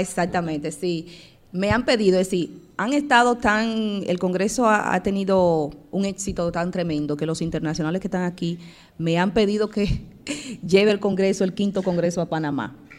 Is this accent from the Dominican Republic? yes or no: yes; Dominican Republic